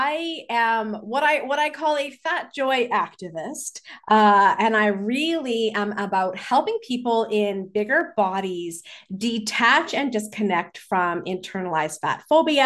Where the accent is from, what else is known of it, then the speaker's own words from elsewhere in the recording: Vancouver, British Columbia, Canada; growing up in Vancouver in British Columbia. How can I not be an avid hiker?